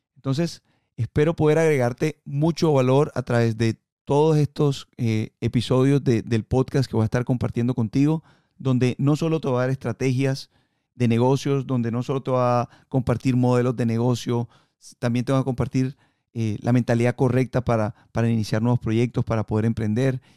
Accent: Colombia; moved away; yo nací en Colombia y ahí en, en, Colombia fue donde aprendí a surfear

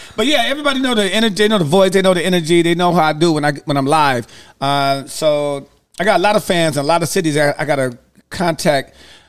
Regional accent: Detroit, Michigan, United States; I'm from Detroit

